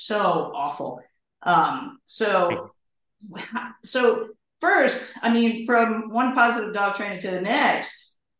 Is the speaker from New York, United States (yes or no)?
yes; New York, United States; moved away; I'm from New York